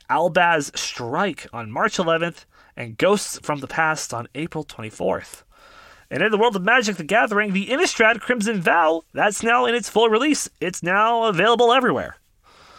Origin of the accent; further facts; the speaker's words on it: Canada; being Canadian